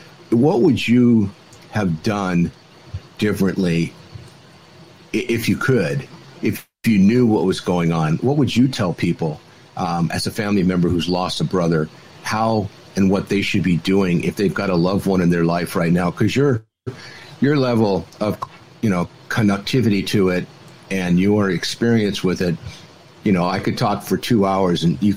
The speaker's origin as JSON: {"language": "English", "region": "California", "country": "United States", "said": "I'm from California"}